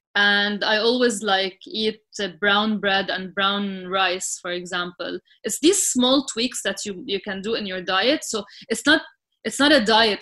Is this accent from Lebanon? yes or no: yes; Sidon, South Governorate, Lebanon; moved away as an adult; now in Dubai, United Arab Emirates; i grew up in, in Sidon, which, was, which is like a small city in Lebanon.